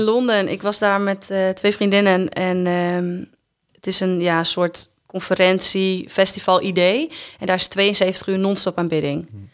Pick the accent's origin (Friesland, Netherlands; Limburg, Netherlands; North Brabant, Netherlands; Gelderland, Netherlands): Friesland, Netherlands; Ureterp; also born or lived in Drachten; ik ben opgegroeid in Friesland, in Ureterp en Friespalen